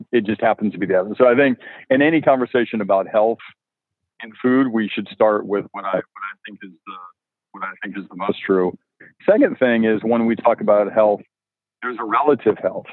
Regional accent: Alabama, United States; growing up in Alabama

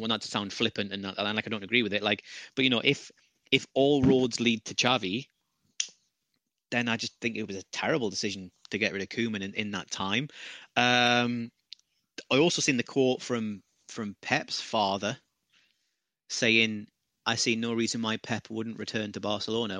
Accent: United Kingdom; as a, as a Brit

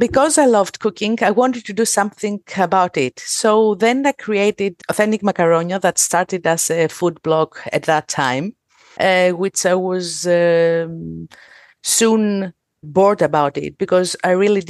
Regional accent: Thessaloniki, Central Macedonia, Greece; I'm from Greece. I'm from Thessaloniki.

